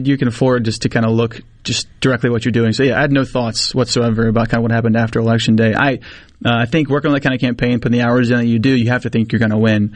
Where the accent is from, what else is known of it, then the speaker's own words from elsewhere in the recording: Mississippi, United States; I'm 19 from Mississippi